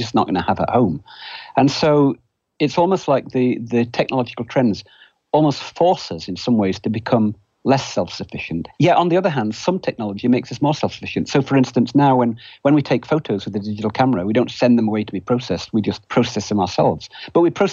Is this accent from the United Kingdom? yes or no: yes; United Kingdom; now in United States; You can probably tell from my accent, I'm not originally American. I grew up in Britain